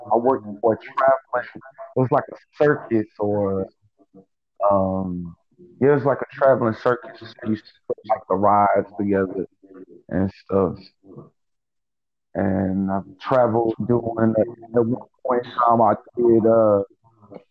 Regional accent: Kansas City, Missouri, United States; moved away; also born or lived in Clearfield, Utah / Minneapolis, Minnesota / Camden, New Jersey / Mount Holly, New Jersey; I'm originally from Kansas City, Missouri. I was born in 1981

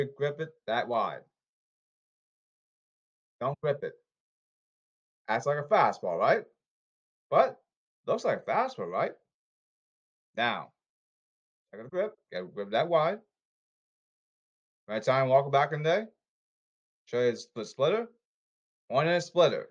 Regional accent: Boston, Massachusetts, United States; I'm from Boston

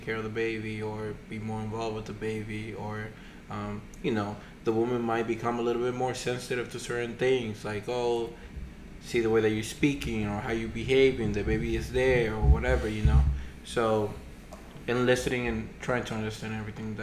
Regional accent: Dominican Republic; moved away; growing up in the Dominican Republic

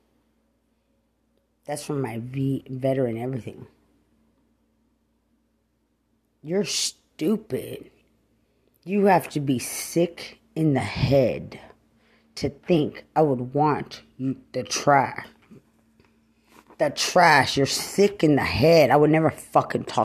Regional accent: Lubbock, Texas, United States; I'm from Lubbock. Don't try to target to make it look like I'm some hood rat from Bear County.

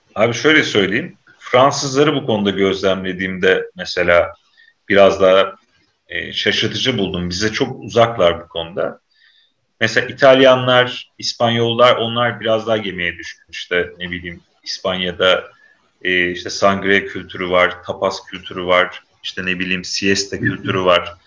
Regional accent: Samsun, Turkey; ben Samsun'da büyüdüm abi şey, e, ilkokul, ortaokul falan orada geçti.

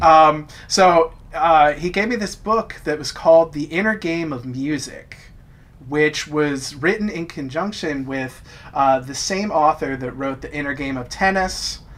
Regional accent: New Jersey, United States; I'm from South Jersey

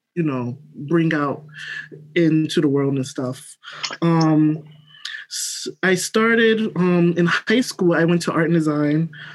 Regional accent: New York City, New York, United States; I'm from Brooklyn, New York. Um, grew up, born here

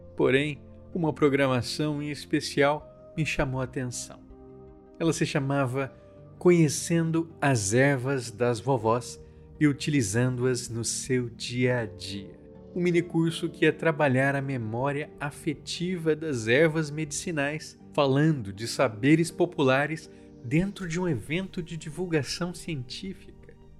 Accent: Central-West, Brazil; ninguém conhece Fedegoso fora do meu Centro-Oeste

